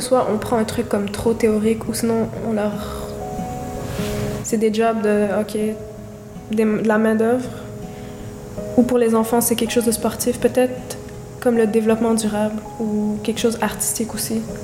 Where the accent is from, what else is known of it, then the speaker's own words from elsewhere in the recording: Montreal, Quebec, Canada; De Côte-des-Neiges, de Montréal